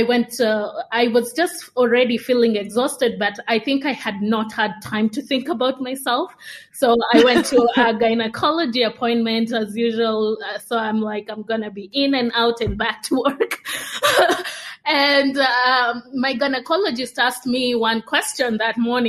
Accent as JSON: {"language": "English", "country": "Kenya", "tie": "born or raised there", "also_born_or_lived": "Uganda / United States", "moved": "as an adult", "said": "I'm Kenyan. So I grew up in Kenya, so born and raised."}